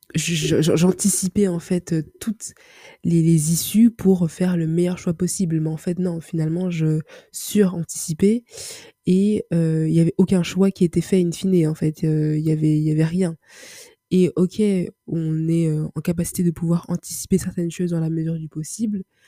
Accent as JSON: {"language": "French", "town": "Paris", "region": "Île-de-France", "country": "France", "tie": "born or raised there", "said": "je suis d'origine euh, congolaise, je vis, je suis née à Paris, donc j'évolue je, je, grandis dans une culture euh, occidentale."}